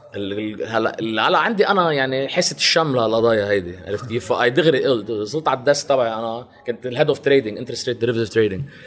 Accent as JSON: {"language": "Arabic", "country": "Lebanon", "also_born_or_lived": "Champaign, Illinois, United States", "said": "من لبنان"}